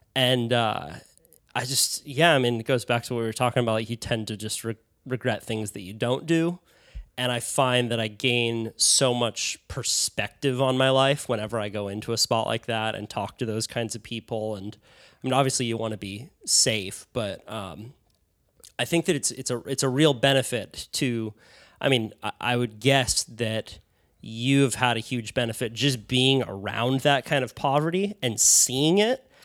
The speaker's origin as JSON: {"language": "English", "town": "Santa Cruz", "region": "California", "country": "United States", "said": "coming from Santa Cruz, California"}